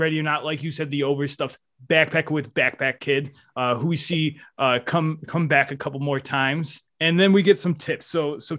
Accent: Western New York, United States; I grew up in Western New York. It was always cold

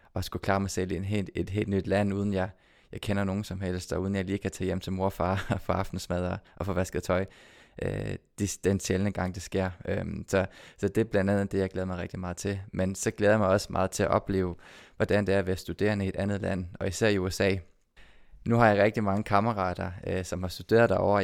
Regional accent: Odense, Southern Denmark, Denmark; nu er jeg født og opvokset i Odense

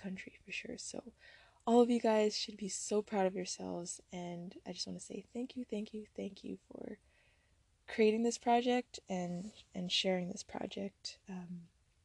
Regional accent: Ontario, Canada; I'm hailing from Ontario, Canada, with roots in Jamaica, West Africa, and India

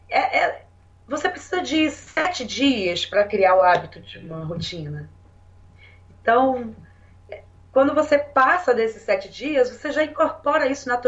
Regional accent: Curitiba, Paraná, Brazil; É, eu vim de Curitiba. É, e em Curitiba, a gente, é, enfim, é um outro ambiente, né? Assim, uma outra cultura e tal.

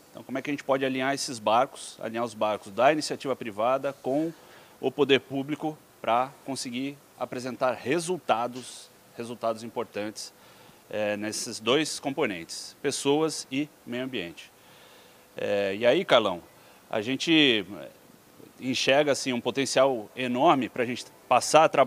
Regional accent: São Paulo, Brazil; Eu sou filho de piracicabanos mesmo, uhum. meus pais estudaram na Exalc, foram servidores públicos, cresci em São Paulo

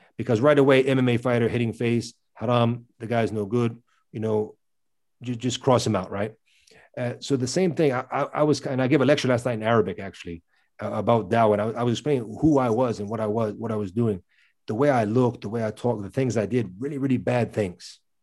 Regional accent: Virginia, United States; moved away as an adult; also born or lived in Middle East; I was born and raised in America, in the state of Virginia

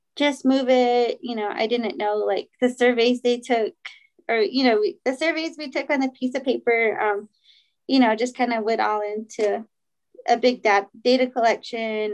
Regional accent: Shiprock, New Mexico, United States; also born or lived in Kirtland, New Mexico / Sanostee, New Mexico; I am from Shiprock. I grew up there, but was um, I went to school from fourth grade to my senior year in Kirtland

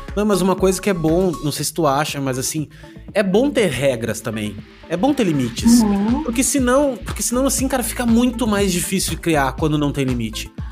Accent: Porto Alegre, Rio Grande do Sul, Brazil; now in Balneário Camboriú, Brazil; Eu também sou, só de lá. Não de Santa Maria, mas de Porto hum. Alegre

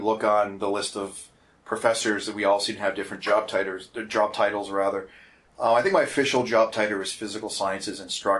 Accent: Hamilton, Ontario, Canada; moved away as an adult; also born or lived in Edmonton, Alberta / British Columbia; now in Red Deer, Canada; I'm from Southern Ontario originally, born and raised in Hamilton, Ontario.

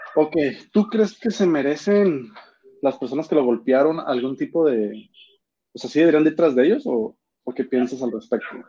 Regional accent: Mexico; Somos vecinos de Estados Unidos

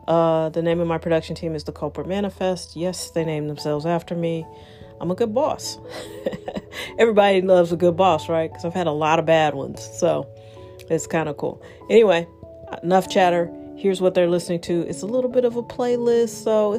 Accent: St. Louis, Missouri, United States; I'm in St. Louis. I'm from St. Louis

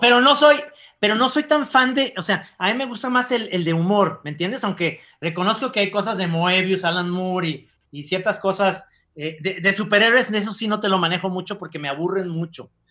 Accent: Guadalajara, Jalisco, Mexico; como tapatíos

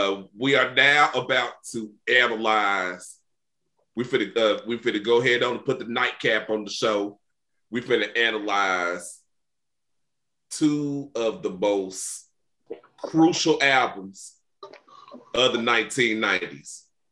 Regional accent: Texas, United States; D-Town, Texas, man.

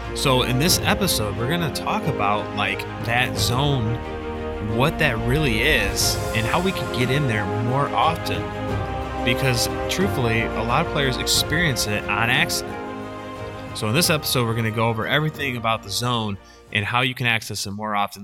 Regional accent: Michigan, United States; now in Illinois, United States; I'm from Michigan

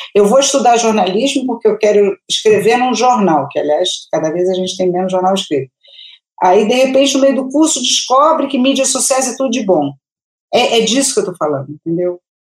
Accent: Rio de Janeiro, Brazil; moved away as an adult; now in São Paulo, Brazil; eu sou do Rio, há 17 anos

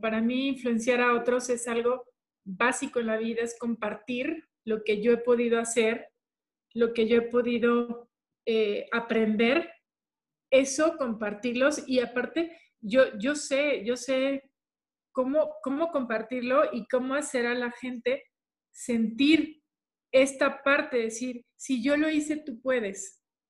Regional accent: Culiacán, Sinaloa, Mexico; nosotros somos de Culiacán

